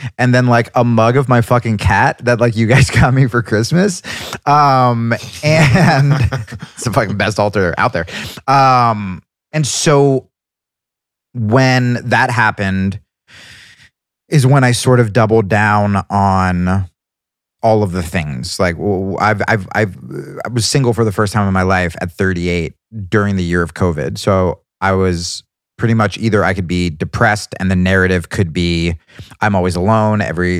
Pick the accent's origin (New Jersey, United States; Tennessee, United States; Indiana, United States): New Jersey, United States; born or raised there